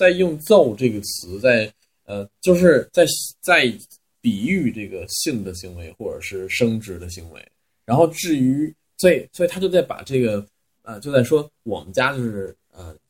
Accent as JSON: {"language": "Chinese", "town": "Xuzhou", "region": "Jiangsu", "country": "China", "said": "因为我们那儿呃我是来自江苏徐州，虽然是江苏，但是我们那边是非常北方的方言，呃比较像山东人吧。"}